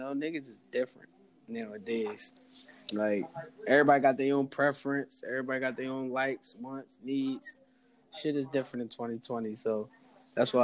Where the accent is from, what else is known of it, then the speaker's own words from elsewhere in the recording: Philadelphia, Pennsylvania, United States; I'm from Philly